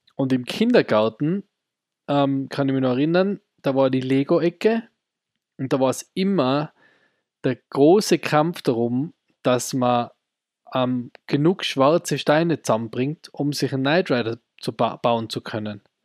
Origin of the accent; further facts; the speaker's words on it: Austria; bei uns in Österreich am ORF